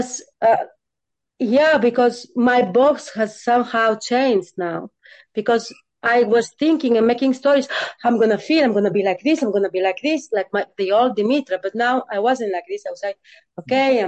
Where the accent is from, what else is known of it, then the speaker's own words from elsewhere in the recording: Greece; I'm coming from Greece. Super patriarchal country.